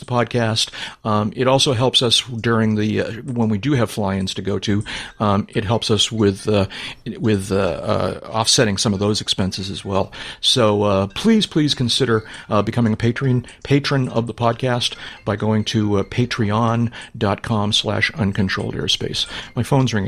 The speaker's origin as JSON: {"language": "English", "region": "New England", "country": "United States", "said": "I'm from New England."}